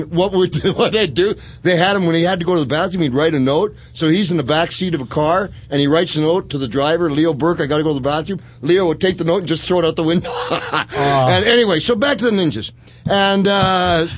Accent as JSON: {"language": "English", "country": "Canada", "moved": "yes", "said": "I'm from Canada"}